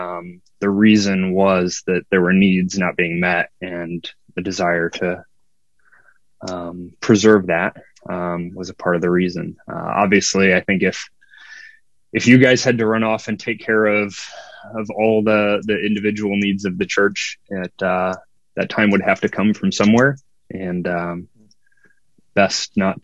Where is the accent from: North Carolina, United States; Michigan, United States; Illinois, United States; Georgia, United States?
Illinois, United States; Belleville; moved away as an adult; also born or lived in Rolla, Missouri; now in Wright City, United States; I grew up in Belleville, Illinois, just across, I want to say just across the river, but we're across 2 rivers. Just across the Mississippi.